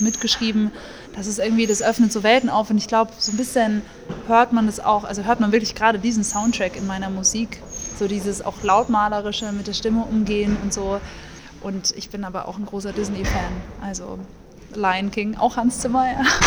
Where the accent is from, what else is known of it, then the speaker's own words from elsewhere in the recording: Munich, Bavaria, Germany; ich komme aus München